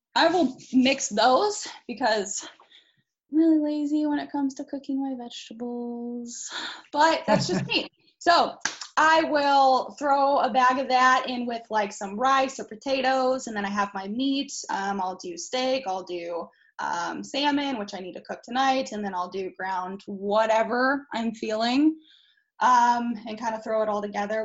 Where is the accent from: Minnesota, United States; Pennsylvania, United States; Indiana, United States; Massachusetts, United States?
Indiana, United States; Indianapolis; I was born on the east side of Indy